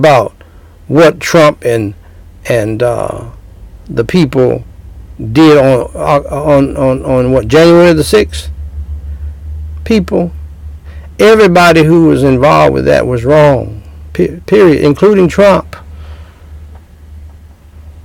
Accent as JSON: {"language": "English", "region": "Georgia", "country": "United States", "moved": "yes", "said": "I'm from Georgia, man. I lived most of my life, half my life in Georgia"}